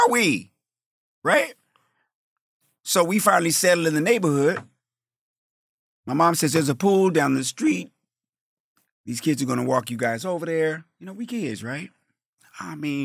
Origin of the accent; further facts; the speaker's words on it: Colorado, United States; also born or lived in Wyoming; I grew up in Colorado